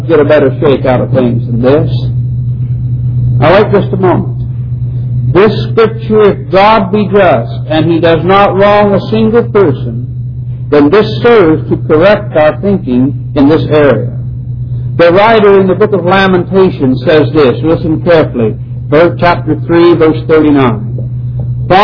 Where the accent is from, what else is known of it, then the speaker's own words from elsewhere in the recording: United States; as an American people